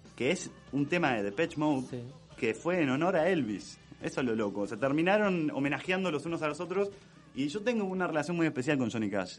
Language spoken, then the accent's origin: Spanish; Berazategui, Buenos Aires Province, Argentina; yo soy de Verazategui